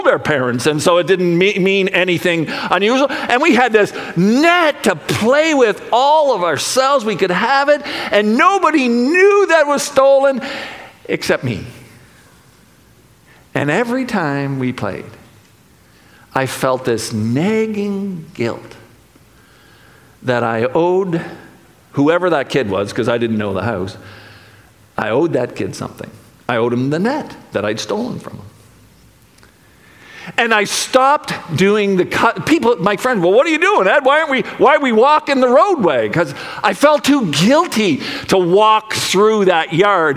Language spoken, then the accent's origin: English; Charlottetown, Prince Edward Island, Canada; I grew up in Charlottetown, PEI